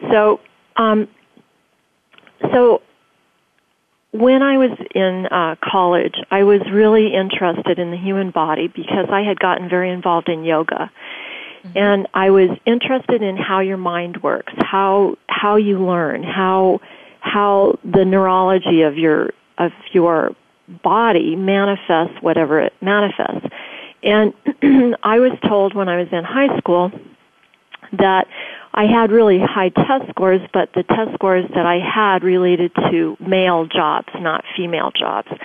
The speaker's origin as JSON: {"language": "English", "region": "Tokyo", "country": "Japan", "tie": "born or raised there", "also_born_or_lived": "Germany", "said": "I was born in Germany, grew up in Tokyo"}